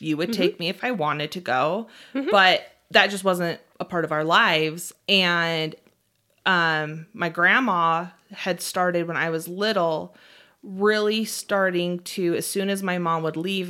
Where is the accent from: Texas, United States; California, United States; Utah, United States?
Utah, United States; We, as we've stated, we're from Utah, and there's a large base of the Mormon religion. Probably more, mm-hmm. more than not, people are actively Mormon here.